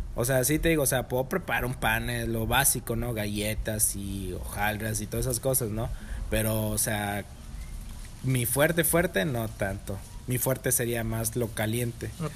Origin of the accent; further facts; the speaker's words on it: Monterrey, Nuevo León, Mexico; soy regio